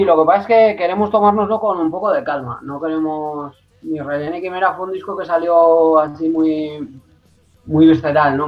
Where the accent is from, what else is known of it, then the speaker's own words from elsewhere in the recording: Teruel, Aragon, Spain; yo soy muy de mi tierra